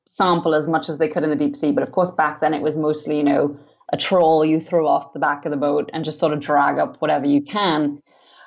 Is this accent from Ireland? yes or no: no; Trinidad & Tobago; I grew up in the Caribbean on the islands of Trinidad and Tobago